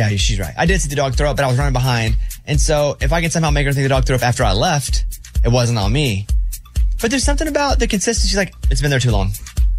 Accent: Mountain Pine, Arkansas, United States; I'm from Mountain Pine, Arkansas, population 700, and there's a sign. This is

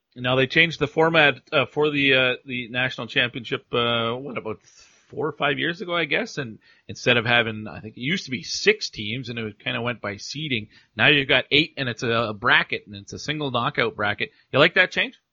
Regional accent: Alberta, Canada; also born or lived in New Brunswick; New Brunswick, uh, well, it's my home province, but I grew up in Alberta for the most part

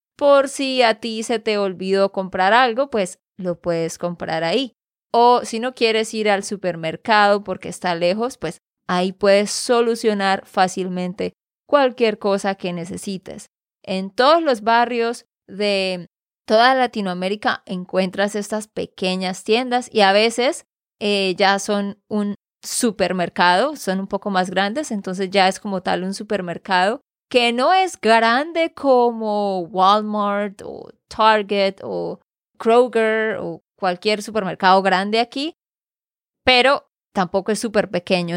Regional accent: Santander, Colombia; de Santander, Colombia

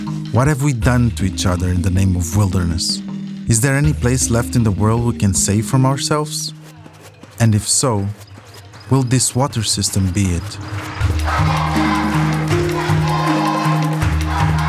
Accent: Luanda, Luanda Province, Angola; I grew up in Luanda, Angola's capital, where we were raised with Portuguese.

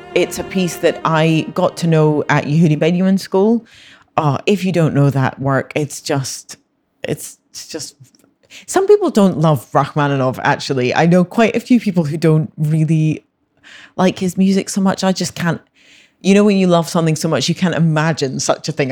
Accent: Scotland, United Kingdom; I was born in Scotland, grew up in Scotland, I've always lived there

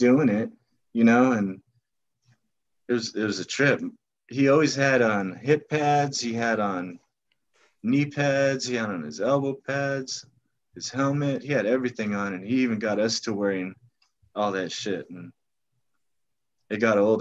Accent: National City, California, United States; we're from National City.

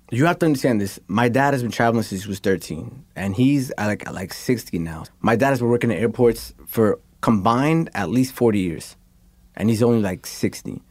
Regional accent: New York, United States; I'm from New York

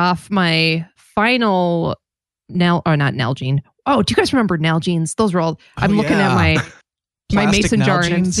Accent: Minnesota, United States; And I grew up in Minnesota where you wanted something other than frozen water.

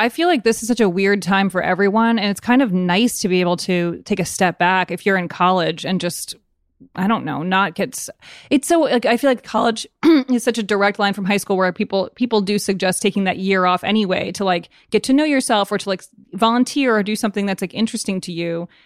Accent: Evanston, Illinois, United States; also born or lived in Chicago; i was born in chicago but then my fa- my family moved to evanston when i was a baby and i grew up there

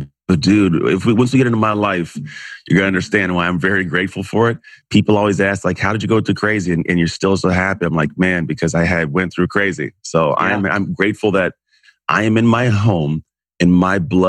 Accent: Antioch, California, United States; now in Walnut Creek, United States; Grew up in a town called Antioch, California

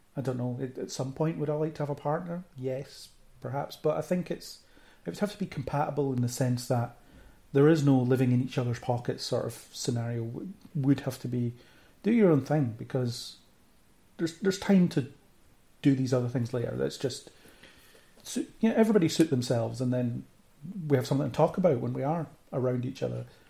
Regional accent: Falkirk, Scotland, United Kingdom; moved away as an adult; now in Edinburgh, United Kingdom; I'm from Falkirk originally. I currently live in Edinburgh, so background is grew up in Falkirk

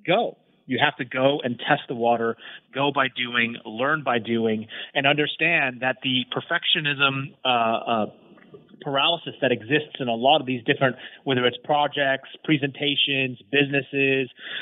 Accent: United States; me being American

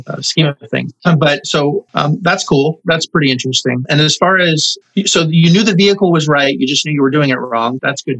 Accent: Montreal, Quebec, Canada; now in Orlando, United States; I'm from Montreal originally

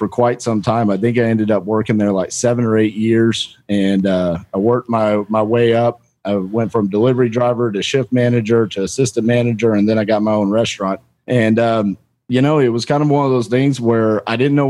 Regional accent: Fort Worth, Texas, United States; also born or lived in Denton, Texas; So I'm born and raised in Fort Worth, Texas. Lived here my whole life, minus a couple of years

